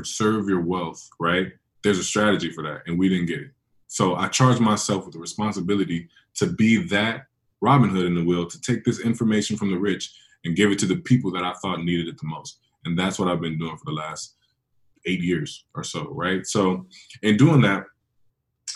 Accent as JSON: {"language": "English", "town": "San Francisco", "region": "California", "country": "United States", "tie": "born or raised there", "said": "I was born in San Francisco, but I'm in Liberia like once a year"}